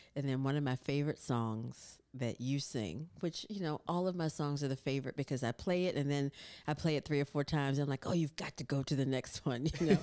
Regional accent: North Carolina, United States; I grew up in North Carolina

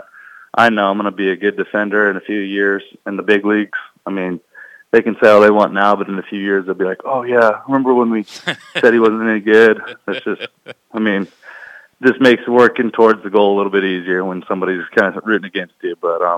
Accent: Queen Creek, Arizona, United States; moved away; I'm actually from Phoenix, Arizona, a little town in the southeast part of Phoenix, called Queen Creek

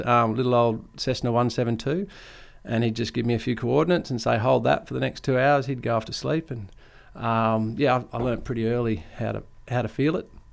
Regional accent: Ord River, Kimberley, Western Australia, Australia; growing up on the Ord River with, with not, not a whole lot of rules was was a privilege, really

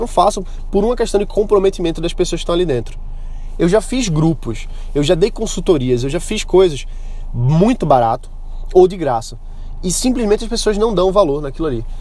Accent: Brazil; o nosso potencial como brasileiros

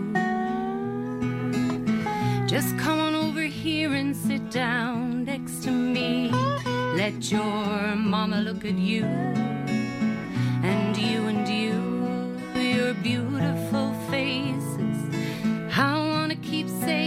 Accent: Ireland; I'm from Fahin

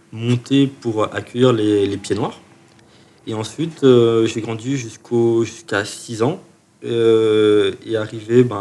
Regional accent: Chalon-sur-Saône, Bourgogne-Franche-Comté, France; Je suis né à Chalon-sur-Saône.

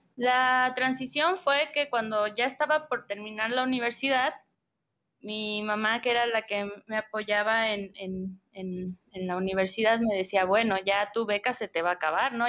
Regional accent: Mexico City and Hidalgo, central Mexico, Mexico; now in Guanajuato, Mexico; mi infancia se desarrolla entre la Ciudad de México e Hidalgo

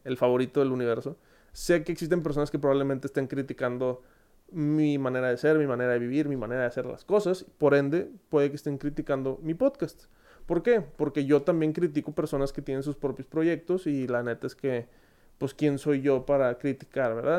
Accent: Monterrey, Nuevo León, Mexico; accent: regio; soy de Monterrey, creo que si no lo habían notado por el magnífico acento regio que tengo en todos los videos

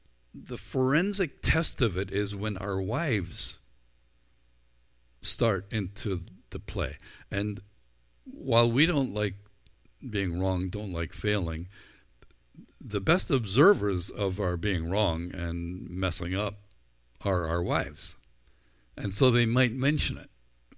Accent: Ireland; I think I came by it honestly. I'm Irish. I'm a guy. I had red hair.

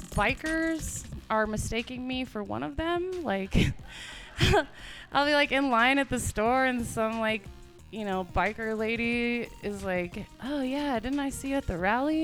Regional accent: Ignacio, Colorado, United States; also born or lived in Montrose, Colorado; I grew up and went to s, to school in Ignacio

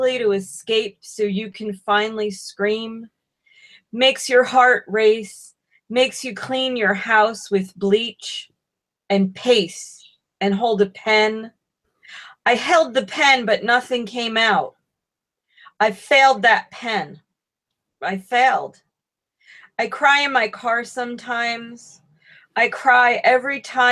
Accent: Troy, New York, United States; I'm from Troy

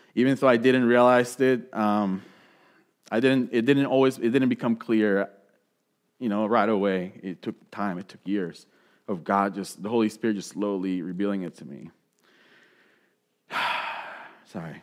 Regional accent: Puerto Rico; moved away; growing up in Puerto Rico

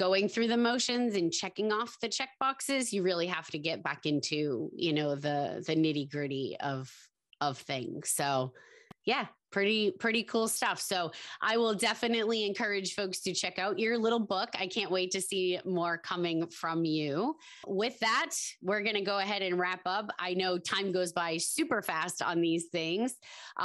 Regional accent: Massachusetts, United States; I was from Mass

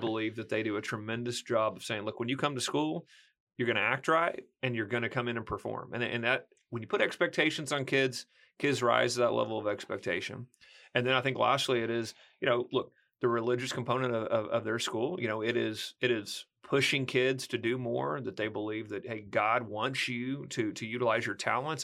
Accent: small rural town near McAlester, Oklahoma, United States; also born or lived in Arkansas; That's where I was from

